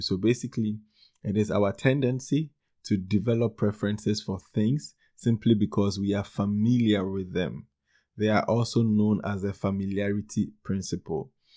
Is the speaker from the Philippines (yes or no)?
no; Ghana; Ghana, my home country in West Africa